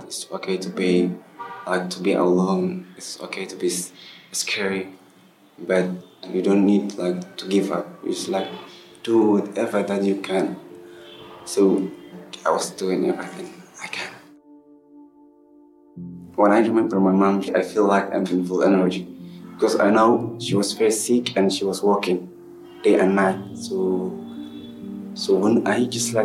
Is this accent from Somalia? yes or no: yes; Somalia; now in Egypt; I'm from Somalia